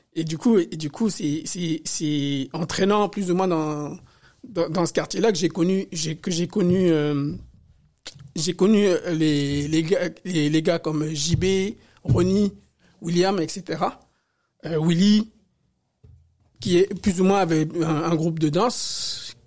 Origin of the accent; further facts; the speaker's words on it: Paris, Île-de-France, France; also born or lived in Côte d'Ivoire; je suis né en Afrique, en Côte d'Ivoire, mais j'ai grandi à Paris, éduqué à Paris.